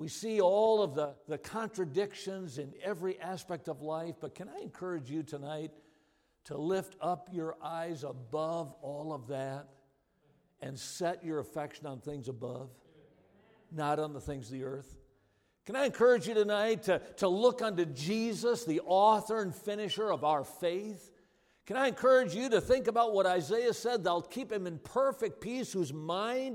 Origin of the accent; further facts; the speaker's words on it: Watertown, Wisconsin, United States; I grew up in Watertown, Wisconsin.